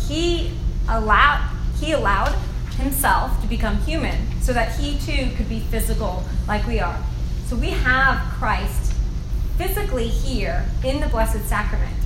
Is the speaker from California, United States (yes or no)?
yes; Southern California, United States; moved away as an adult; now in Georgia, United States; I'm from Southern California.